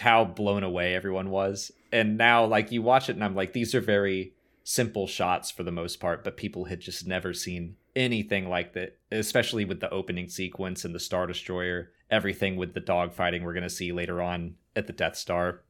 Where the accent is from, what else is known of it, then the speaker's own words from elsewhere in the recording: Atlanta, Georgia, United States; I'm from Atlanta.